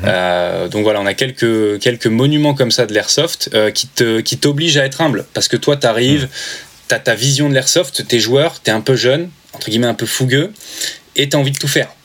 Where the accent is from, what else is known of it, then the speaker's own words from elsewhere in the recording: Normandy, France; moved away as an adult; also born or lived in Paris; Je viens de Normandie, donc euh, j'étais à Paris, je pas, pas du tout chez moi